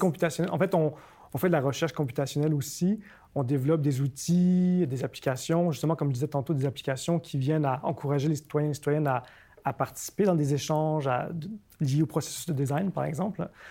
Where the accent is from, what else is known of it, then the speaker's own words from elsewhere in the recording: Montreal, Quebec, Canada; also born or lived in Tokyo, Japan; je suis né à Tokyo, j'ai grandi à Montréal